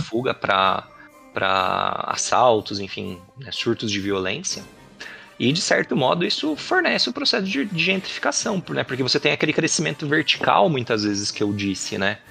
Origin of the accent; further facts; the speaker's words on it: Salto, São Paulo, Brazil; also born or lived in Presidente Prudente; now in Itupeva, Brazil; Nasci, uhum. fui cresci lá em Salto